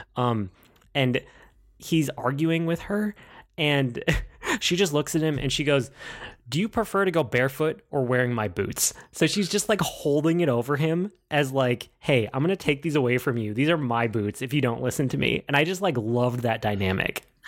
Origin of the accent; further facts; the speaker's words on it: Midwest, United States; I'm from the Midwest, and I'm used to driving everywhere